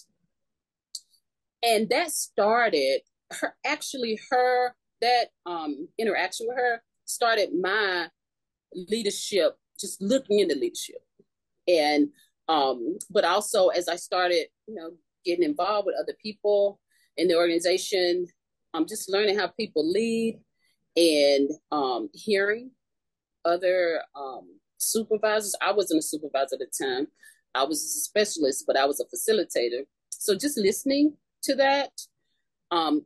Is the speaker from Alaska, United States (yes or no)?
no; North Carolina, United States; moved away as an adult; now in Florida, United States; I'm originally from North Carolina, so I had an offer to come to Florida and work.